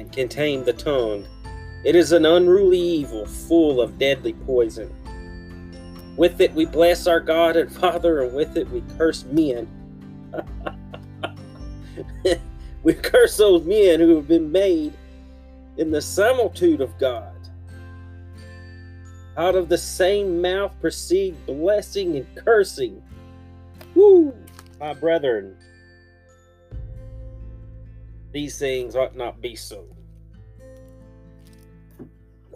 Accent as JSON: {"language": "English", "country": "United States", "said": "As an American citizen"}